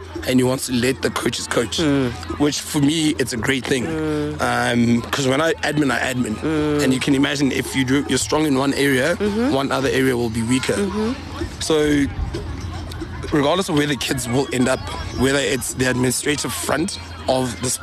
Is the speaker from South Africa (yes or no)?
yes; Welkom, Free State, South Africa; moved away as an adult; also born or lived in Bloemfontein; now in Pretoria, South Africa; I'm from Valcom, or the Free State Valcom